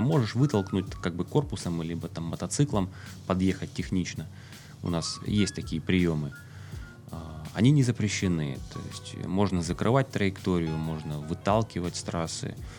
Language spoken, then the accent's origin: Russian; Russia; я никогда не скрывал свою национальность, да, я русский, я горжусь этим